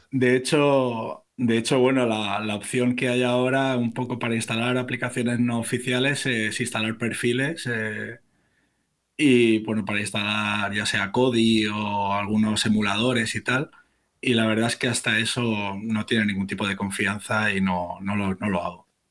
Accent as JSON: {"language": "Spanish", "town": "Barcelona", "region": "Catalonia", "country": "Spain", "tie": "born or raised there", "moved": "as an adult", "lives_now": "Toledo, Spain", "said": "nací en Barcelona y con unos 20 años o así me vine a vivir a Toledo"}